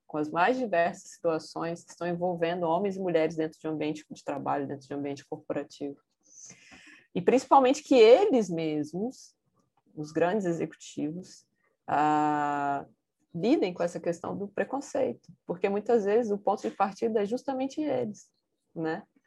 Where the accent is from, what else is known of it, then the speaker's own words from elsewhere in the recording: Vitória, Espírito Santo, Brazil; moved away as an adult; also born or lived in Rio de Janeiro; Eu saí do Rio de Janeiro, voltei para minha cidade, que é Vitória, no Espírito Santo